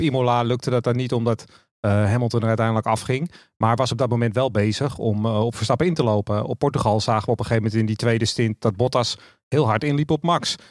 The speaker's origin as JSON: {"language": "Dutch", "country": "Netherlands", "said": "als Nederlander"}